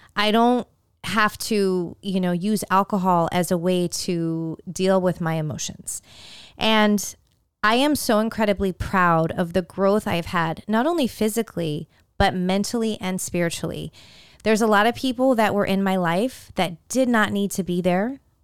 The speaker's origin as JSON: {"language": "English", "region": "California", "country": "United States", "tie": "born or raised there", "said": "Growing up in California"}